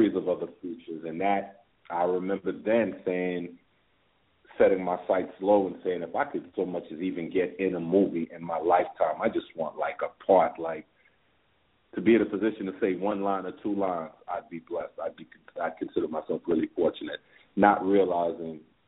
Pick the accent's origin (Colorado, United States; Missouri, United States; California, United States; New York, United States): New York, United States; New York City; I'm from Flatbush, Brooklyn, and at the time Flatbush was just filled with a plethora of movie theaters on the strip